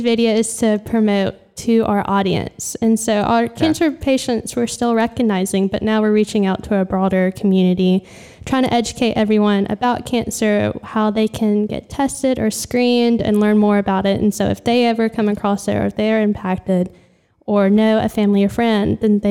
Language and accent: English; Mississippi, United States; moved away as an adult; now in Augusta, United States; I'm born and raised in Mississippi.